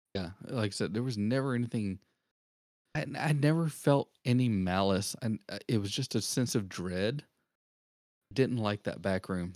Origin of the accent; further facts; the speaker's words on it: Augusta, Georgia, United States; moved away; I was actually born in a city called Augusta, Georgia, where the home of the Masters is